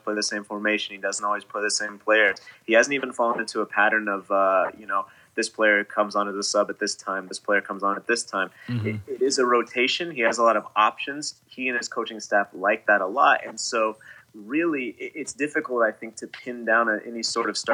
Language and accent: English; Fort Worth, Texas, United States; I'm from Fort Worth